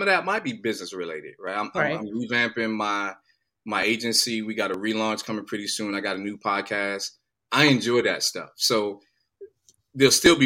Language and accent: English; New York, United States; moved away as an adult; now in Atlanta, United States; I'm originally from New York, so, you know, I've grown up in the cold.